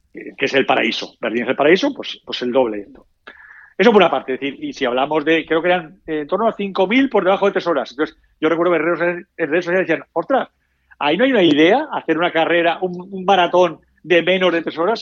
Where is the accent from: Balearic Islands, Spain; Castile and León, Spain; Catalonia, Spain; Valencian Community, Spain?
Valencian Community, Spain; Valencia; somos aquí de Valencia